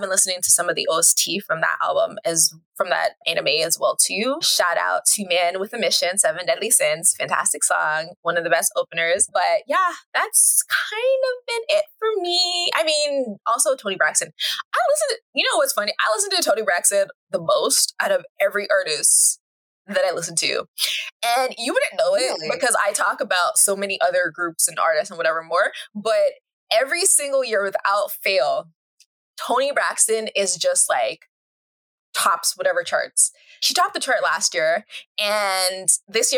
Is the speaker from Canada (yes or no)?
yes; Canada; because I am Canadian